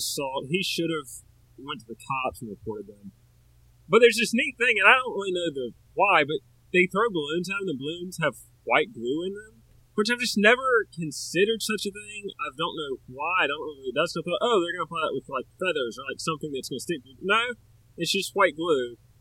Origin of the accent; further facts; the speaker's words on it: the South, United States; I'm from the South